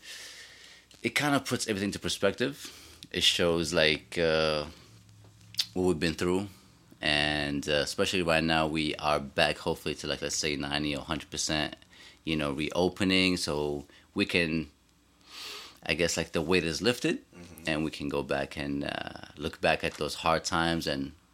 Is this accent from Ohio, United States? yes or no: no; New York City, New York, United States; as a New Yorker